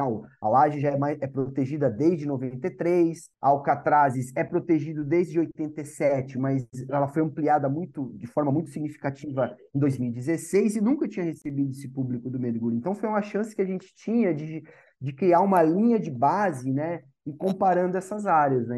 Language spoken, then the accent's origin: Portuguese; Santos, São Paulo, Brazil; sou nascido aqui em Santos, me formei aqui em Santos.